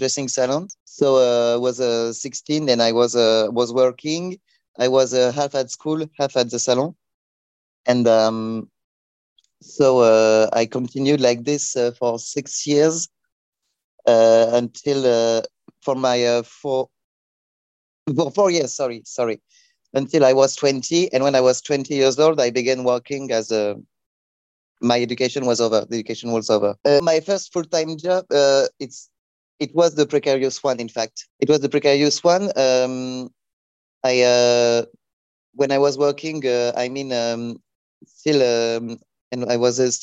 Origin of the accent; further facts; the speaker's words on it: next to Luxembourg, Grand Est, France; I'm coming from France. In the northeast, next to Luxembourg